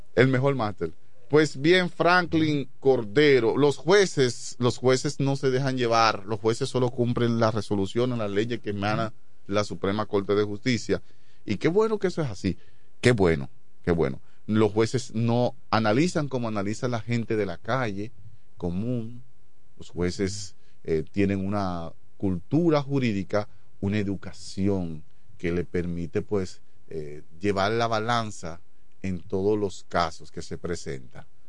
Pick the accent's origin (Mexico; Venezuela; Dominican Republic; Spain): Dominican Republic; yo me crié en Chabón